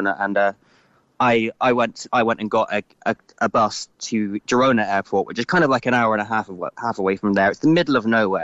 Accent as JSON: {"language": "English", "country": "Ireland", "moved": "yes", "lives_now": "London, United Kingdom", "said": "as an Irish citizen"}